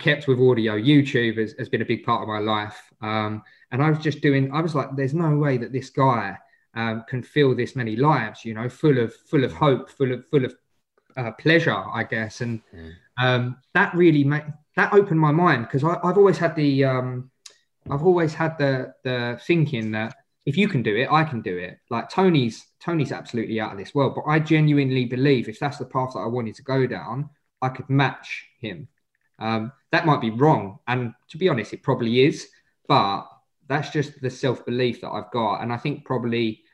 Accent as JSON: {"language": "English", "area": "Essex", "region": "East of England", "country": "United Kingdom", "accent": "Essex", "said": "I'm an Essex boy"}